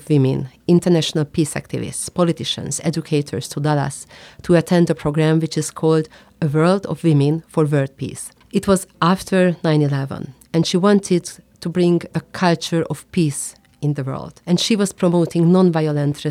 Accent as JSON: {"language": "English", "country": "Hungary", "said": "I come from Hungary, and I am a member of the Hungarian Parliament"}